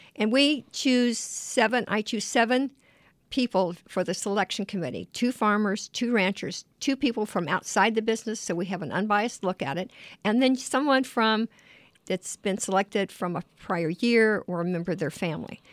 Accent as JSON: {"language": "English", "town": "Glendale", "region": "Arizona", "country": "United States", "tie": "born or raised there", "said": "I grew up in Glendale. Um, I live on a two acres now, about a quarter of a mile from the little five acre farm I grew up on"}